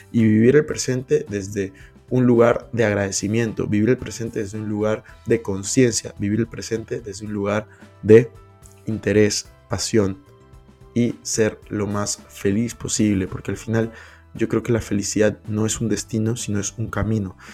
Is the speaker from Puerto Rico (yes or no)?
no; Peru; moved away; also born or lived in Madrid; Yo soy de Perú